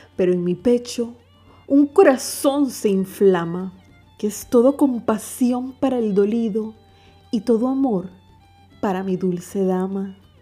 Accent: Chiriquí, Panama; Chiriquí, que es la provincia de Panamá en donde yo nací y resido actualmente

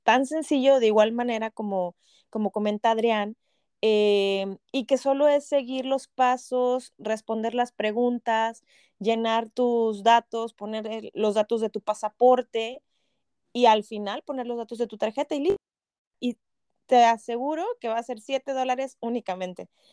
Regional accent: Mexico; moved away as an adult; now in Canada; a nosotros como mexicanos

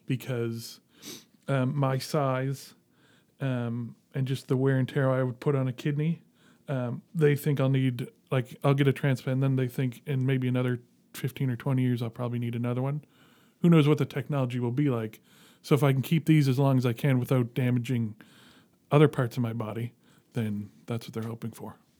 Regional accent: Dartmouth, Nova Scotia, Canada; Grew up in Dartmouth. Yeah. Went to Dartmouth High

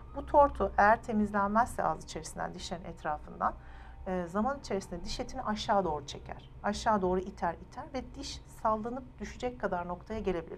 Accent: Ankara, Turkey; moved away as an adult; now in Istanbul, Turkey; Ankara doğumluyum, Ankara mezunuyum. Yani bütün doğumu büyüme Ankara'da geçirdim hayatımı.

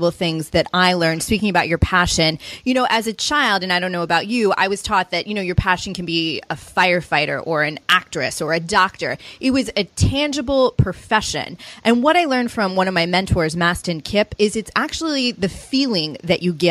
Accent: Chicago, Illinois, United States; I'm from Chicago

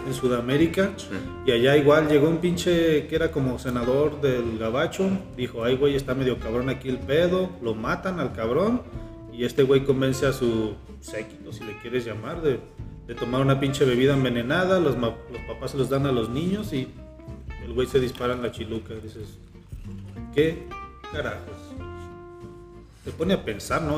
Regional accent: Mexico; como mexicanos

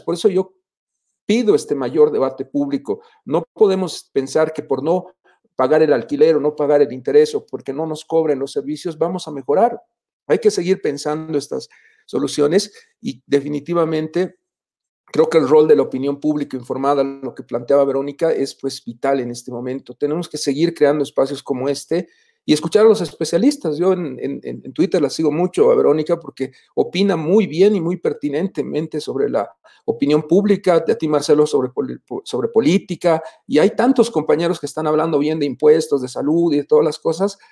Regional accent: Bolivia; como bolivianos

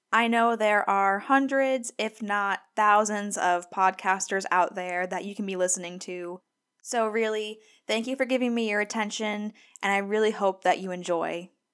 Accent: Scranton, Pennsylvania, United States; moved away as an adult; also born or lived in Gainesville, Florida / Durham, North Carolina; now in Vicksburg, United States; I grew up in Scranton, Pennsylvania

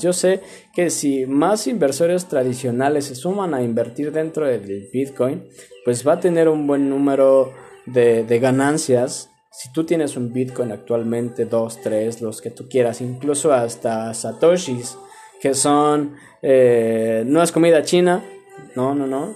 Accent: Mexico; somos acá de México

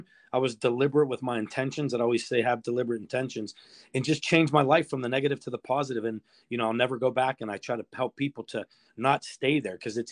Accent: Pittsburgh, Pennsylvania, United States; born and raised in Bloomfield in Pittsburgh's Little Italy

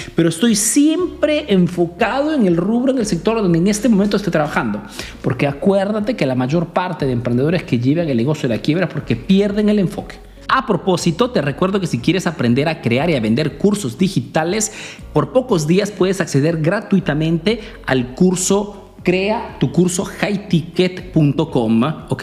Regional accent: Peru; now in Italy

